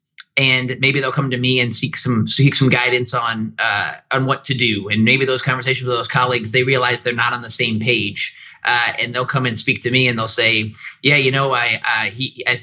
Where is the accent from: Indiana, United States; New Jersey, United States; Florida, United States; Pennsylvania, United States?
Indiana, United States; Goshen; I hail from Goshen, Indiana, which is about 3 hours north of Indianapolis, but I've lived in Indy for nearly a decade